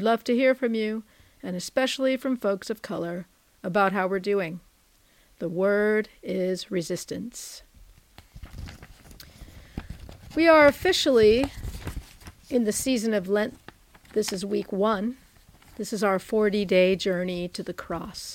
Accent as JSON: {"language": "English", "area": "San Francisco Bay Area", "region": "California", "country": "United States", "tie": "born or raised there", "said": "I grew up in the San Francisco Bay Area, and I currently live in the city of Oakland"}